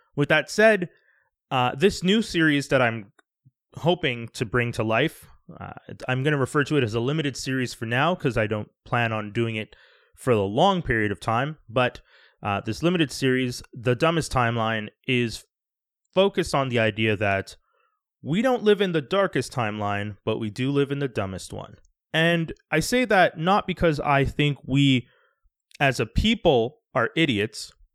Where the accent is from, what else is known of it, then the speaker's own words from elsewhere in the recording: Canada; also born or lived in Quebec; I'm Canadian, I live in Canada